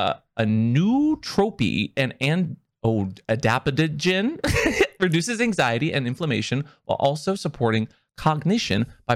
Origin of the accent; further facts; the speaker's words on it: Seattle, Washington, United States; I grew up in Seattle, and Tacoma's kind of always like a little far out there.